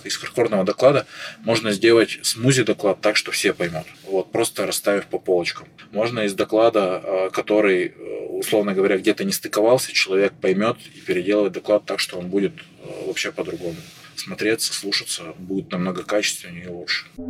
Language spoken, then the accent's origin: Russian; Chelyabinsk, Chelyabinsk Oblast, Russia; moved away as an adult; also born or lived in Saint Petersburg; я сам из Челябинска, я из Челябинска выезжал